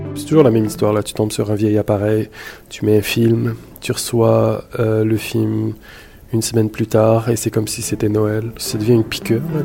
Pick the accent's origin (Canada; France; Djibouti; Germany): Canada; Montreal, Quebec; also born or lived in Marrakesh, Morocco; Je suis né à Marrakech, au Maroc, porte du désert, superbe ville, Marrakech. Euh, je suis arrivé ici à Montréal quand j'avais 5-6 ans, directement à Saint-Léonard, dans l'est de la ville